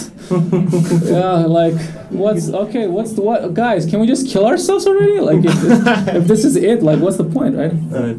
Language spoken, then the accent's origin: English; Buzău, Buzău County, Romania; moved away as an adult; also born or lived in Manchester, United Kingdom / London, United Kingdom / Tokyo, Japan / Singapore; The Romania that I grew up in is quite different than Romania now